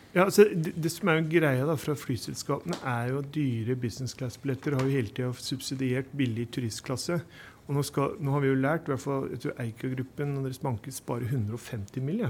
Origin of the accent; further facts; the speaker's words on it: Bærum, Akershus, Norway; Jeg er fra Snarøy-Bærum